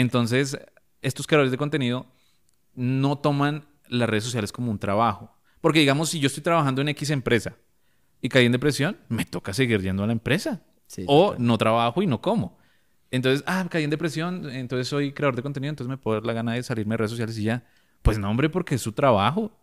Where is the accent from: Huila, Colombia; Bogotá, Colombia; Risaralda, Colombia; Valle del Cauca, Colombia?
Bogotá, Colombia; Yo, yo me crié en Libertadores